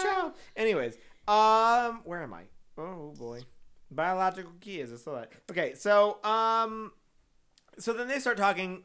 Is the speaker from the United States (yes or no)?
yes; San Antonio, Texas, United States; I'm from San Antonio